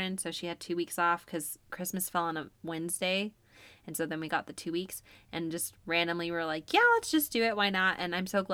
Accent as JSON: {"language": "English", "town": "Syracuse", "region": "New York", "country": "United States", "tie": "born or raised there", "moved": "as an adult", "lives_now": "Utah, United States", "said": "I was born and raised in Syracuse, New York. It's in upstate New York."}